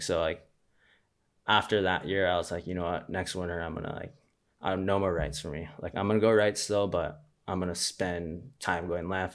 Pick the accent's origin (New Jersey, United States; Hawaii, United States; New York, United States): Hawaii, United States; Honolulu; I grew up in Waikiki.